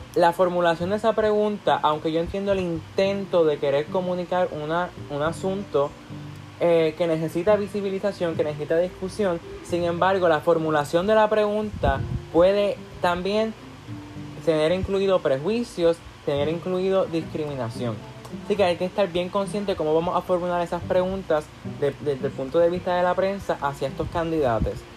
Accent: Puerto Rico; cuando salimos fuera de Puerto Rico, cuando salimos fuera, perdón, de nuestra, de nuestra burbuja, de nuestro hogar

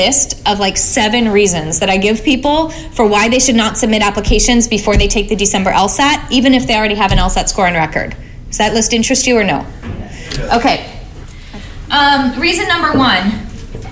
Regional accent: Alabama, United States; now in Oakland, United States; I'm from Alabama

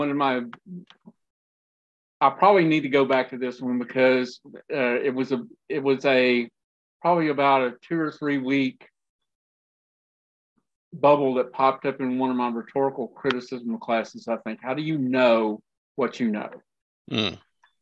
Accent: West Texas, United States; I grew up in West Texas

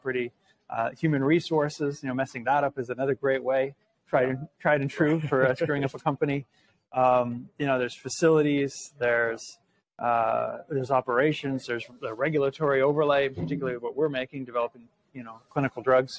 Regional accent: Seattle, Washington, United States; moved away as an adult; also born or lived in Massachusetts; I grew up in Seattle, moved back

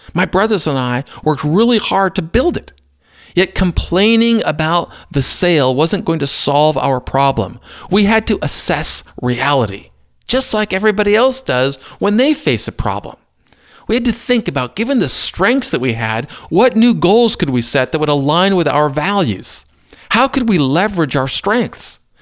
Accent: Maysville, Kentucky, United States; Growing up in Maysville kept me close to Cincinnati

